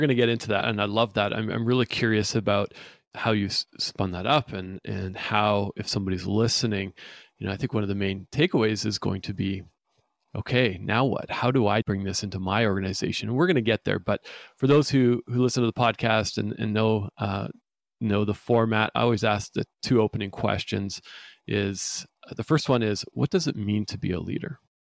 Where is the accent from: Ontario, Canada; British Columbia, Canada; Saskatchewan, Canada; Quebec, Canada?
British Columbia, Canada; Vancouver; I'm from Vancouver, British Columbia